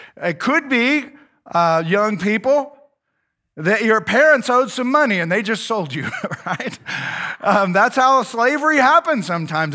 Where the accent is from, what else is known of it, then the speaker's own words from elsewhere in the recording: United States; I'm an American